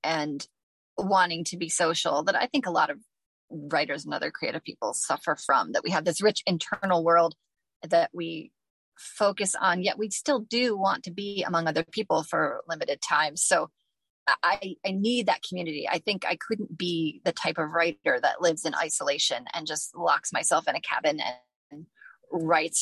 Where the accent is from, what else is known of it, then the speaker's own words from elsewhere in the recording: Toledo, Ohio, United States; now in Findlay, United States; When I was young, I mean, I lived most of my life in Toledo, went to college there, became a part of the writing community in Toledo